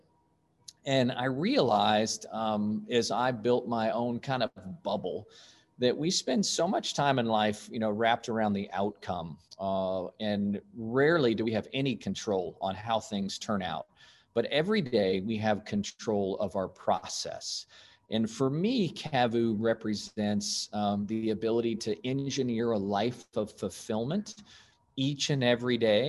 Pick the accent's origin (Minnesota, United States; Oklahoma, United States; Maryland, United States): Oklahoma, United States; Stillwater; I was born in Stillwater, Oklahoma, and son of a college professor